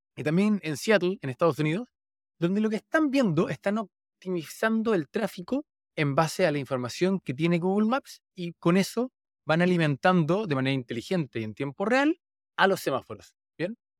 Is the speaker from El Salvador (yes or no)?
no; Santiago, Santiago Metropolitan Region, Chile; donde crecí, en Santiago, Chile